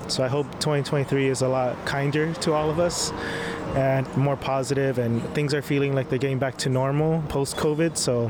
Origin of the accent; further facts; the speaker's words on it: Las Vegas, Nevada, United States; also born or lived in Hilo, Hawaii; originally from Hilo, grew up in Las Vegas.